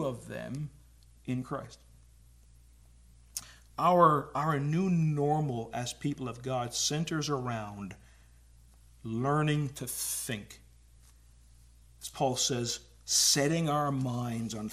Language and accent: English; Newfoundland and Labrador, Canada; moved away as an adult; now in Ontario, Canada; I'm a lifelong Newfoundlander and moved here. And apparently, we talk a little bit different. Apparently, I have an accent.